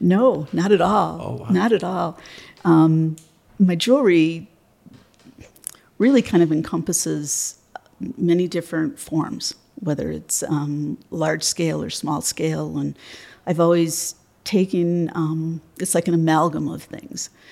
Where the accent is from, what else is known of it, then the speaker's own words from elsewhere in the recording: just outside of Detroit, Michigan, United States; I'm from Michigan, um, just outside of Detroit. Was born there and um, currently reside there.